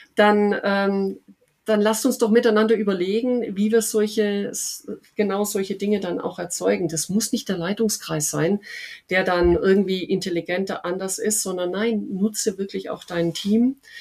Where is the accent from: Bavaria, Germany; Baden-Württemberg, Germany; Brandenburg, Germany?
Baden-Württemberg, Germany; Upper Swabia; mein anderer Lieblingsort ist Oberschwaben. Äh, das ist meine Heimat, wie man sicherlich hört